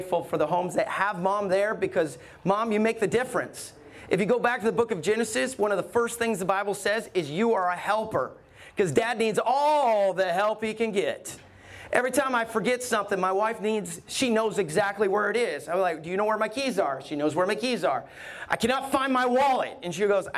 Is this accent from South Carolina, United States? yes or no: no; Alabama, United States; I grew up in Alabama